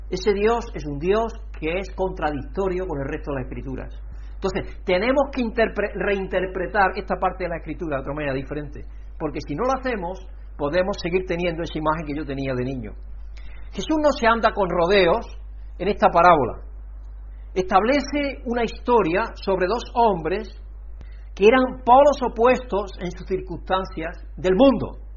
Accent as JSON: {"language": "Spanish", "region": "Andalusia", "country": "Spain", "said": "yo como soy andaluz me como las terminaciones."}